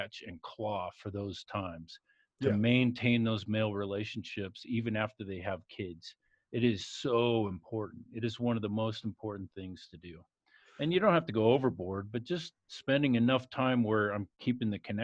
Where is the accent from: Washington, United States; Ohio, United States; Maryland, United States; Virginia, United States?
Washington, United States; White Salmon; now in Colorado, United States; I grew up just 20 miles downstream on the Washington side, White Salmon